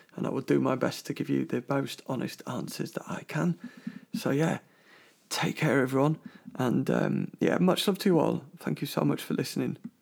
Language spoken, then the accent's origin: English; London, United Kingdom; moved away; I'm from London originally, a big Chelsea supporter.